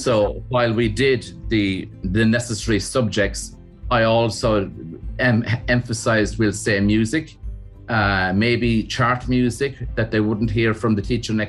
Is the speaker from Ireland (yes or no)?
yes; County Kerry, Munster, Ireland; also born or lived in County Limerick; my mother brought the family down to her home place, which is down in County Kerry. And we were down there as children